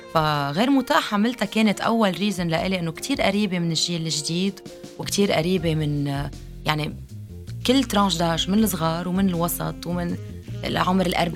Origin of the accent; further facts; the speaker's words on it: Lebanon; أنا لبنانية